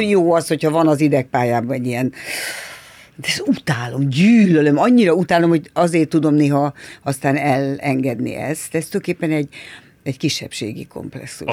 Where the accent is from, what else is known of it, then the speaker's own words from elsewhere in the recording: Budapest, Hungary; Én Rákos Csaba új telepen nevelkedtem. És a harmadik kerületben